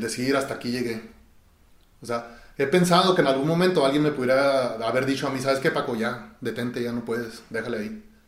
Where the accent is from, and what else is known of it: Chihuahua, Mexico; born or raised there